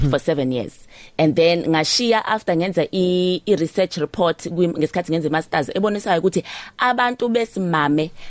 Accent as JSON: {"language": "Zulu", "town": "Pietermaritzburg", "region": "KwaZulu-Natal", "country": "South Africa", "tie": "born or raised there", "moved": "as an adult", "lives_now": "Johannesburg, South Africa", "said": "njengami nje ekhaya kuseMaritzburg ngisebenza egoli ngeke ngiphindele mina eMaritzburg"}